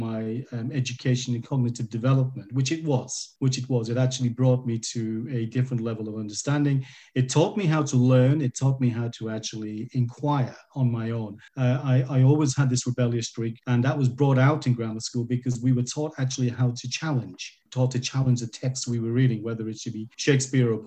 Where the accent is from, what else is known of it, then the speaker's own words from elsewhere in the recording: Bolton, North West England, United Kingdom; I was born in Bolton.